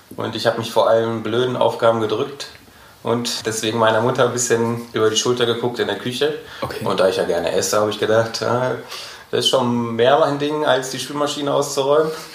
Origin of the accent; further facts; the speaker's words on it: Gelsenkirchen, North Rhine-Westphalia, Germany; moved away as an adult; also born or lived in Berlin; now in Frankfurt, Germany; dann bin ich wieder zurück nach Gelsenkirchen in meine Heimat gezogen